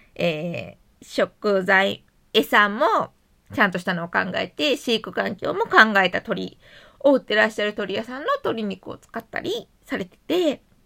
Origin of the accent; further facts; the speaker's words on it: Konan, Shiga, Japan; 私の出身の湖南市、